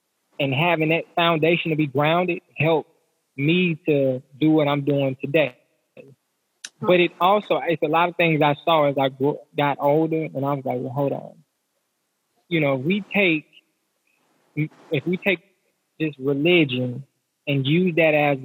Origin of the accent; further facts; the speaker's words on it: the South, United States; most of us, we're from the South, so we're in the Bible, but we grew up in church